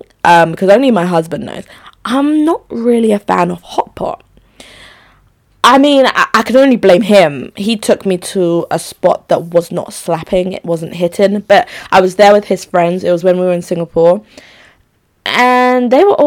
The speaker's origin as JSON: {"language": "English", "country": "Nigeria", "said": "I'm Nigerian too"}